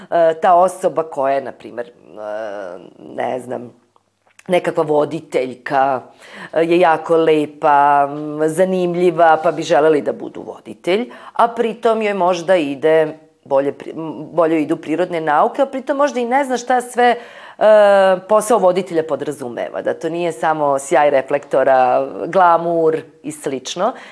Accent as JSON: {"language": "Croatian", "town": "Novi Sad", "region": "Vojvodina", "country": "Serbia", "said": "Mnoge škole kod nas u Novom Sadu"}